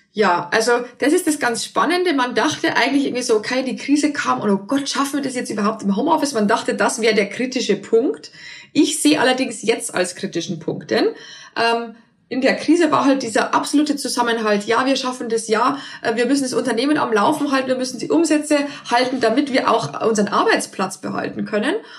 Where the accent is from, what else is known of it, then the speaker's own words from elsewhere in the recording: near Passau, Bavaria, Germany; moved away as an adult; also born or lived in Berlin; ich komme äh, ursprünglich aus Bayern, aus der Nähe von Passau und dort lebt auch meine Familie